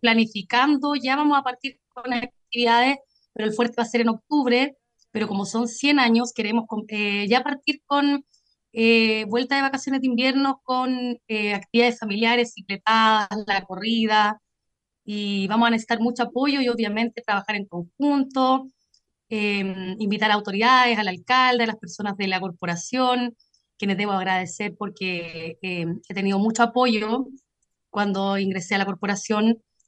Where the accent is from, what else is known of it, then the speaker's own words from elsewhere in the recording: Buin, Santiago Metropolitan, Chile; now in Paine, Chile; yo soy nacida y creada en Wynn